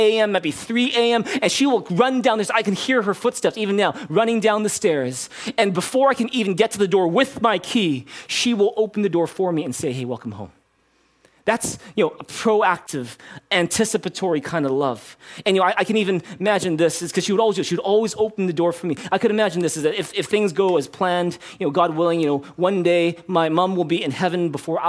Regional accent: Canada; growing up in Canada, watching and playing a little bit of hockey

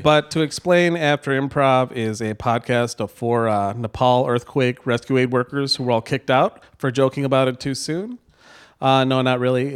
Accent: Novi, Michigan, United States; grew up in Novi

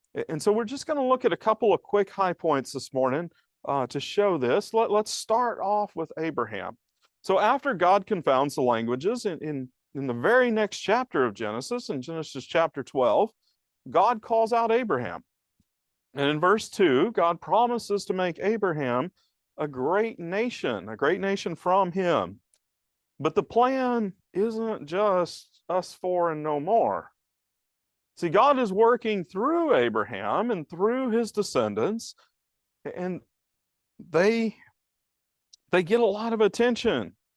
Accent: the South, United States; now in Laramie, United States; I grew up in the South

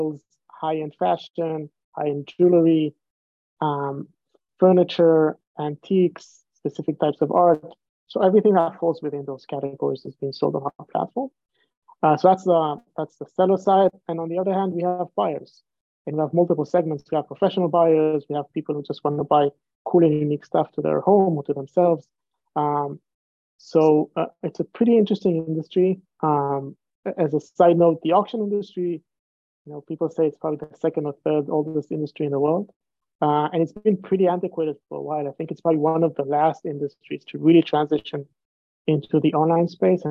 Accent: Israel; moved away as an adult; now in United States; I'm originally from Israel

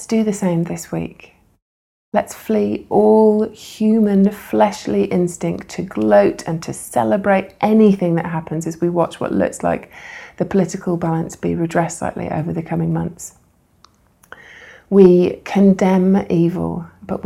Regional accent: United States; as American citizens

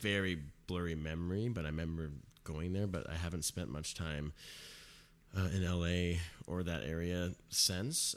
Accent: Mission Viejo, California, United States; also born or lived in Irvine, California; I was born in Irvine.

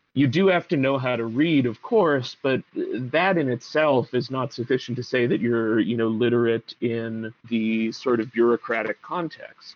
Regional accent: Pittsburgh, Pennsylvania, United States; I grew up in Pittsburgh

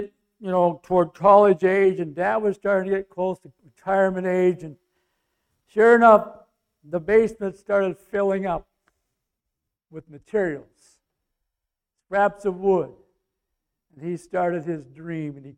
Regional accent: North Bacon, Minnesota, United States; North Bacon, my hometown

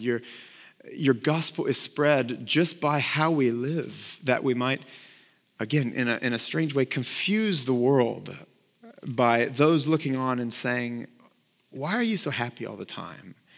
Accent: Texas, United States; I played football in high school because I grew up here in Texas

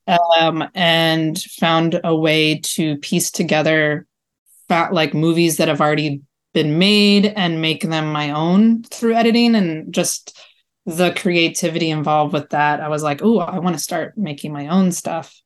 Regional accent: Baltimore, Maryland, United States; I grew up in Baltimore

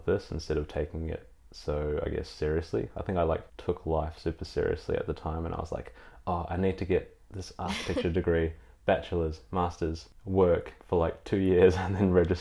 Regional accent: New Zealand; now in Melbourne, Australia; growing up in New Zealand, I was definitely like an art kid

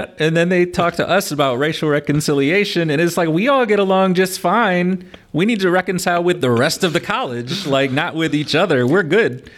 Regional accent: La Porte, Indiana, United States; also born or lived in Pasadena, Texas / Mishawaka, Indiana; I moved to Laporte because that's where my mom's family lived. I grew up here ever since then

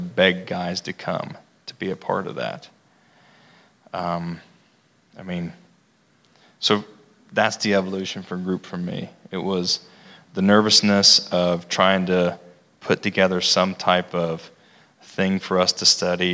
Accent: Logan, United States; I grew up here in Logan

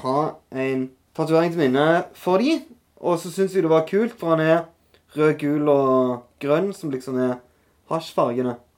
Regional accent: Norway; also born or lived in Etne / Kampen / Taiwan; litt ute på barneskolen, så flytta jeg til Kjensvoll.

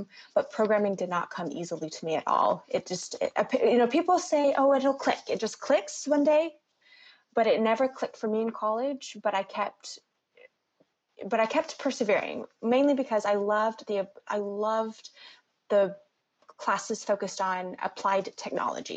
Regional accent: Alabama, United States; moved away as an adult; also born or lived in North Carolina; growing up in Alabama

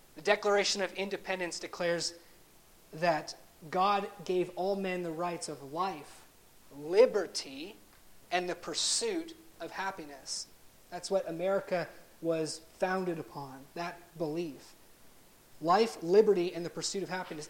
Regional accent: Canada; as a Canadian, although I'm a dual citizen, I grew up in Canada

